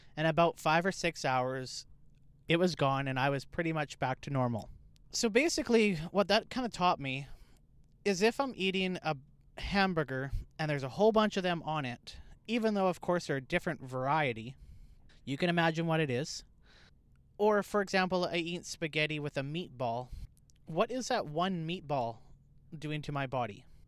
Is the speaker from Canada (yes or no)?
yes; Canada; I'm Canadian.